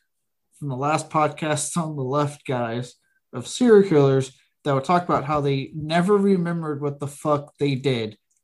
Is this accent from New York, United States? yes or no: no; Blanco, Texas, United States; I grew up in Blanco.